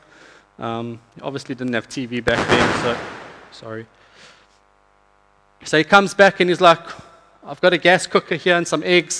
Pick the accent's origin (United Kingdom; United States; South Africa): South Africa; moved away; I'm from South Africa.